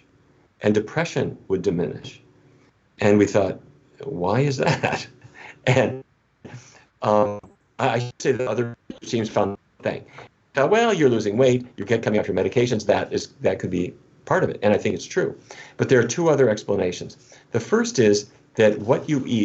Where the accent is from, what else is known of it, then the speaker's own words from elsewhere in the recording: North Dakota, United States; I grew up in North Dakota.